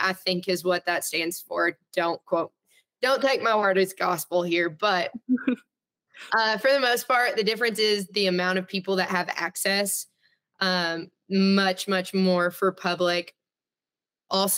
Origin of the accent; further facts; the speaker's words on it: Arkansas, United States; I grew up hunting in Arkansas